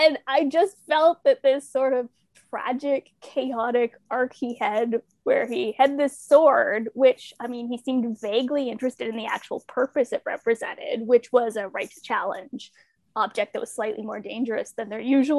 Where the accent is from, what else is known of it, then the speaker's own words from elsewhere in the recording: Ontario, Canada; now in Toronto, Canada; I was born in Toronto, raised about 20 minutes outside of Niagara Falls, and then made my way back to Toronto